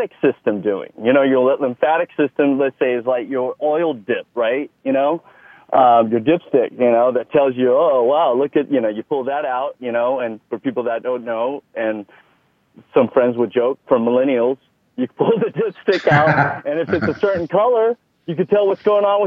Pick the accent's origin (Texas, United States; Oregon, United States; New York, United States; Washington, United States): Texas, United States; accent: Texas; moved away; It was a large part of my life, Texas is. Some people may notice that in my accent.